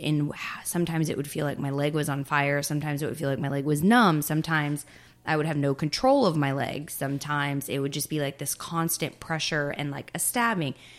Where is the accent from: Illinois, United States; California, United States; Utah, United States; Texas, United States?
Texas, United States; moved away as an adult; also born or lived in Florida; I pretty much was born and raised in Texas